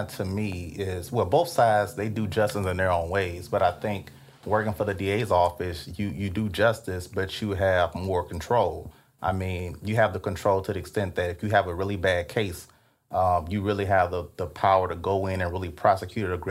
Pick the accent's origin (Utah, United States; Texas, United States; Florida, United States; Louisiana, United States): Louisiana, United States; Alexandria; also born or lived in New Orleans; Oh, I, I enjoy growing up here. Um, I grew up in Alexandria, um, and I spent went through school in Alexandria.